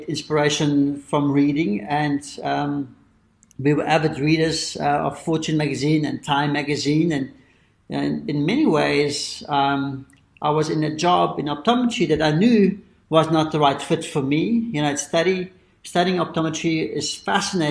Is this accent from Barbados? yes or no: no; South Africa; being a South African, that we grew up in privilege